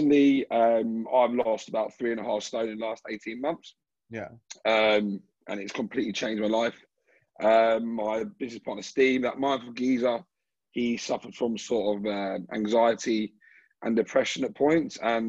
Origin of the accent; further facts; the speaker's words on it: Brighton, South East England, United Kingdom; now in Sydney, Australia; I'm from Brighton in the UK, and I live in Sydney.